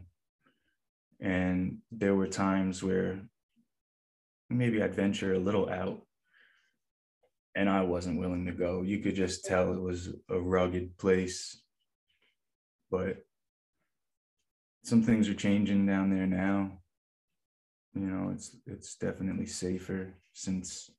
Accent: Newburgh, New York, United States; I'm from Newburgh, New York. It's about 70 miles north of New York City

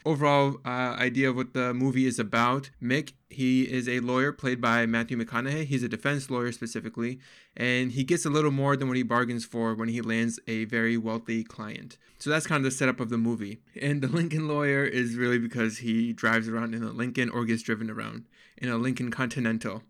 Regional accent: Pakistan; I'm actually Pakistani

